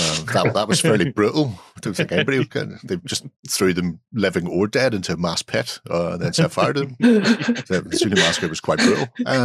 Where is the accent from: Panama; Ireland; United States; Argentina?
Ireland; We're Irish.